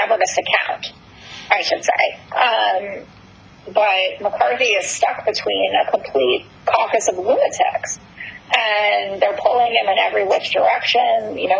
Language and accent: English; New York, United States; I mean, I'm from New York, so he's been around and a figure here for a while.